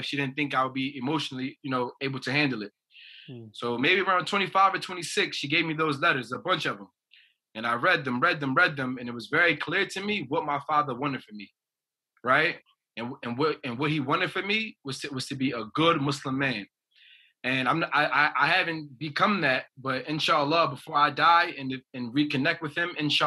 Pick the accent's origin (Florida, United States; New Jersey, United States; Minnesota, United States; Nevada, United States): New Jersey, United States; I'm from New Jersey, that's the East Coast of America